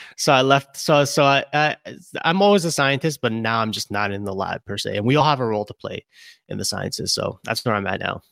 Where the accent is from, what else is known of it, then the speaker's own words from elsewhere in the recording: Brooklyn, New York, United States; now in Albany, United States; I'm born and raised in Brooklyn.